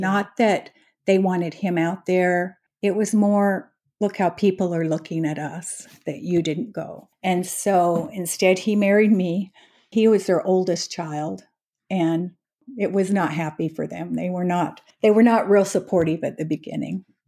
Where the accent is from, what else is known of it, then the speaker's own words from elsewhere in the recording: Utah, United States; moved away as an adult; now in Frisco, United States; I was born and raised in Utah